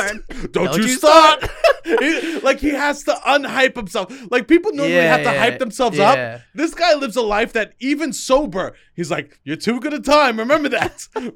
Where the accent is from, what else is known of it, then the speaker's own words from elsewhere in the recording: New York, United States; I go, we're from New York. It's legal there.